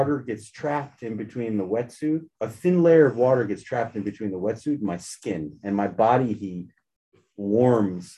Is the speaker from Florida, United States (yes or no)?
yes; Florida, United States; moved away; I grew up in Florida